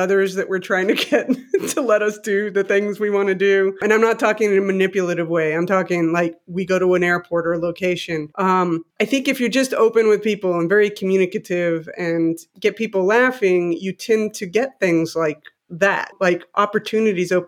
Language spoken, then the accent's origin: English; Mexico City, Mexico; moved away as an adult; also born or lived in United States; I grew up in Mexico City. I was born in the US, but I lived there from 1 to 19.